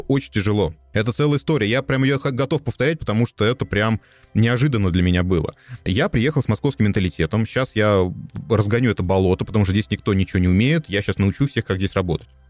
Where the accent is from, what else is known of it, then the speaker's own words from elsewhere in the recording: Russia; moved away as an adult; also born or lived in Moscow; now in Austria; я из России